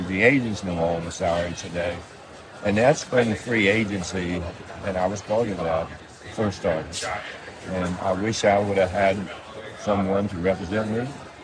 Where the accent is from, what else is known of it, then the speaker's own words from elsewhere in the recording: West Virginia, United States; moved away; I came from West Virginia